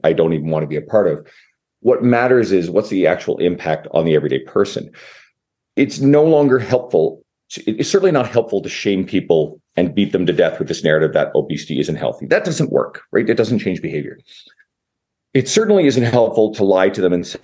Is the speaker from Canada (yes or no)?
yes; Newfoundland and Labrador, Canada; now in Edmonton, Canada; I'm in Edmonton, Canada, although I'm originally from the east coast of Canada, Newfoundland